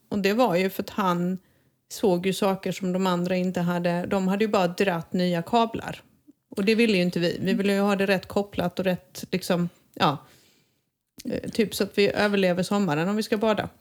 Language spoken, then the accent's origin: Swedish; Sweden; now in Spain; jag som svensk